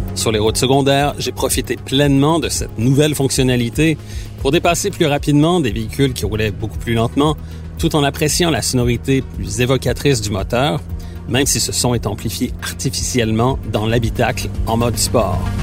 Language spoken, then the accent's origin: French; Quebec, Canada; chez nous au Québec